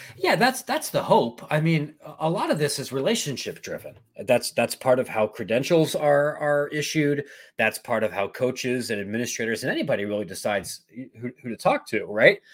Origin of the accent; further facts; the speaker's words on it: Columbus, Ohio, United States; moved away as an adult; also born or lived in Louisiana; now in Chicago, United States; I grew up in Ohio and have a political degree from Ohio State